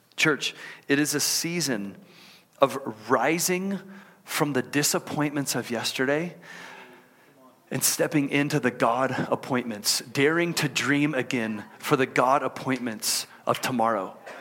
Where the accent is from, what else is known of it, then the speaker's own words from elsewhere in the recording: Houston, Texas, United States; moved away as an adult; also born or lived in College Station, Texas; now in Utah, United States; I grew up in Houston